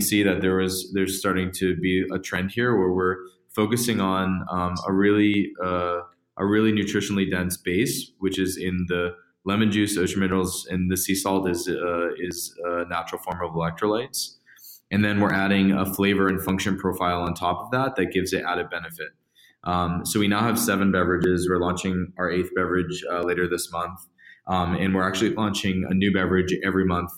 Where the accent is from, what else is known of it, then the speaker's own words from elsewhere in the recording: Massachusetts, United States; I grew up in Massachusetts